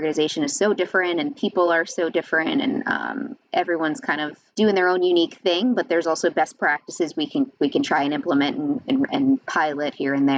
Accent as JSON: {"language": "English", "area": "Long Island", "region": "New York", "country": "United States", "tie": "born or raised there", "also_born_or_lived": "Connecticut", "moved": "as an adult", "lives_now": "New Jersey, United States", "said": "I was born and raised on Long Island, New York"}